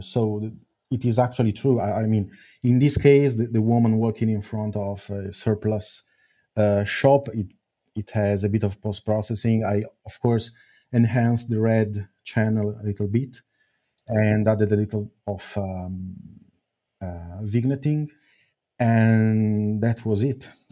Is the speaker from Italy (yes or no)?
yes; Milan, Lombardy, Italy; it all started in Milan, my, my own my, my hometown